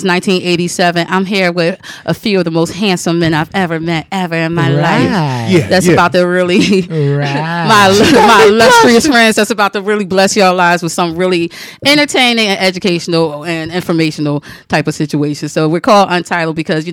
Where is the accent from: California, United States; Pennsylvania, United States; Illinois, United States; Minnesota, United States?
Pennsylvania, United States; Philadelphia; I'm from Philly